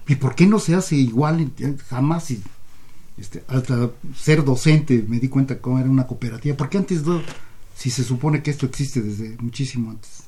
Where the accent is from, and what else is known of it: Mexico